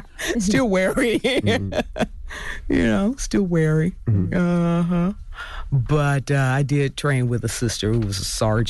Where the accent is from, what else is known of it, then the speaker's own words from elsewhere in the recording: Florida, United States; You know, I think I grew up with it in Florida.